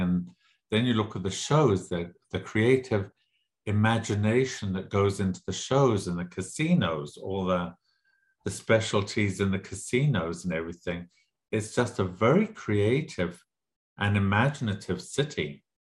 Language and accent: English; Zimbabwe; also born or lived in England / Lesotho / South Africa; now in Las Vegas, United States; I grew up in Southern Africa and in Southern Rhodesia, was then Southern Rhodesia, it's now Zimbabwe.